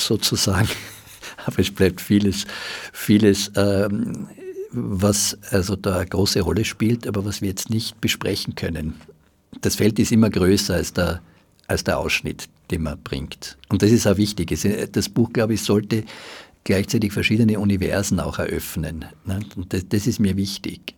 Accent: Graz, Styria, Austria; now in Vienna, Austria; ich bin ja in Graz aufgewachsen und wie ich nach Wien gekommen bin

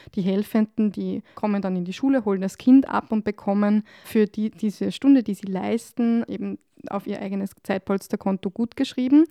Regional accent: Upper Austria, Austria; moved away as an adult; now in Salzburg, Austria; ich komme ursprünglich aus Oberösterreich

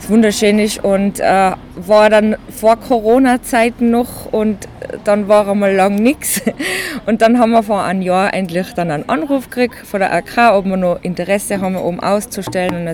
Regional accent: Innsbruck, Tyrol, Austria; born there; Ich bin in Innsbruck geboren, bin aber mittlerweile ein bisschen mehr ländlich jetzt.

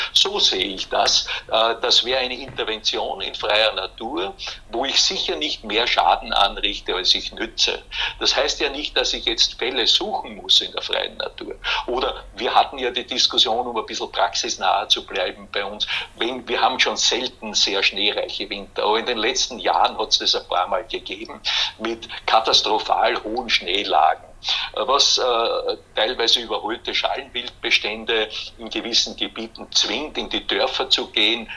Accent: Hollenstein an der Ybbs, Lower Austria, Austria; Ich bin ja aufgewachsen in Hollenstein an der Ips

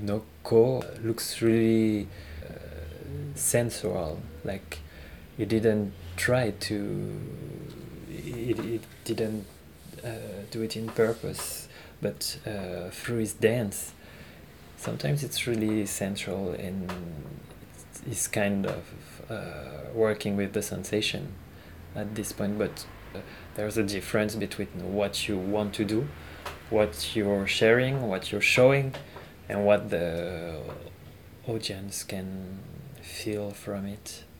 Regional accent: Paris, Île-de-France, France; also born or lived in Israel; I'm from Paris, so it's like super messy and busy city

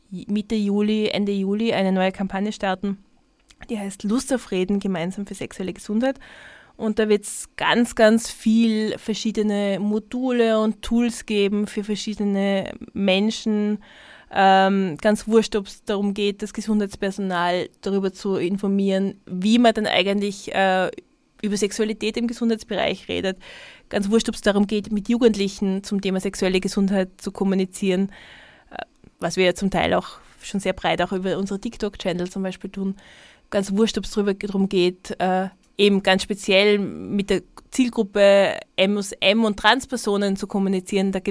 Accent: Tyrol, Austria; Also ich sag dir, als Tirolerin, ich würde die empfehlen, ein paar Mal zumindest diese Steigassen-Sache zu üben

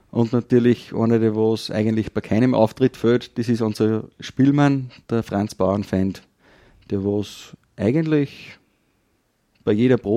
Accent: Kirchdorf, Upper Austria, Austria; Geboren und aufgewachsen bin ich in Kirchdorf und ja, arbeiten tue ich als Landwirt

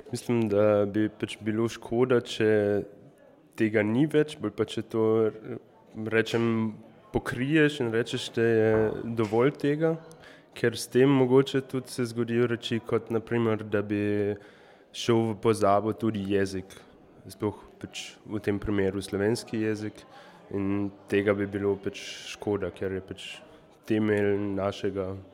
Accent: Šmihel, Carinthia, Austria; prihajam tukaj iz Šmihela oziroma iz sosednje vasi

